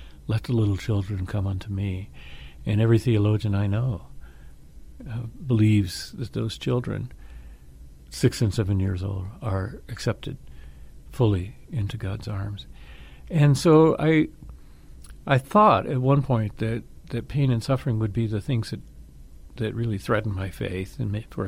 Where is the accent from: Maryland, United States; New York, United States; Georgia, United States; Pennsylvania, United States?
Georgia, United States; Atlanta; I grew up in Atlanta, Georgia